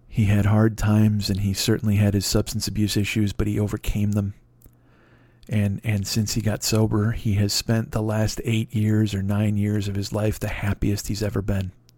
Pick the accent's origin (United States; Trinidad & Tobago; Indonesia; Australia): United States; Chicago, Illinois; I was from Chicago